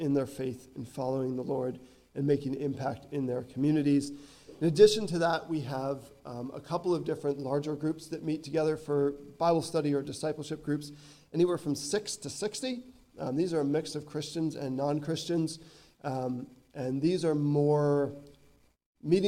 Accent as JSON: {"language": "English", "country": "United States", "moved": "as an adult", "lives_now": "Northern Ireland, United Kingdom", "said": "Being American"}